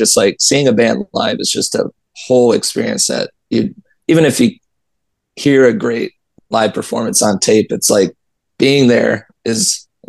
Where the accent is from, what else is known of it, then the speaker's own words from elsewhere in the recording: Iowa, United States; we're from Iowa